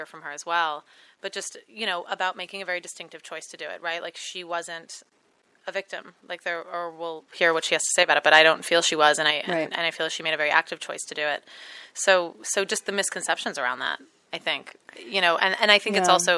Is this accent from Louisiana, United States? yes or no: yes; New Orleans, Louisiana, United States; I grew up in New Orleans